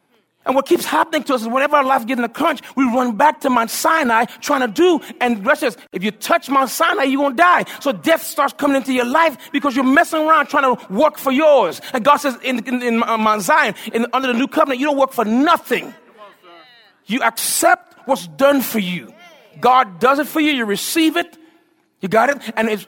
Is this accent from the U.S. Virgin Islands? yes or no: yes; U.S. Virgin Islands; I'm from the Virgin Islands, and so I love seafood.